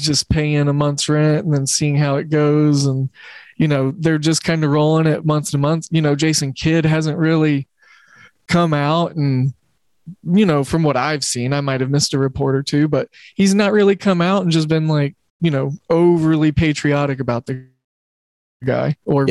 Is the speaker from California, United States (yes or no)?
no; Oklahoma City, Oklahoma, United States; I grew up in Oklahoma City where we didn't have a professional team until, you know, my freshman, almost sophomore year of high school, where the Thunder came along